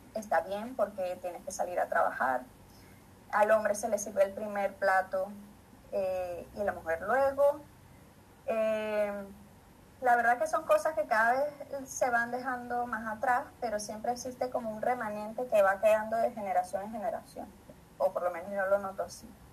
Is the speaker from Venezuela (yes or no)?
yes; Maracay, Aragua, Venezuela; now in Madrid, Spain; soy de Maracay, de Venezuela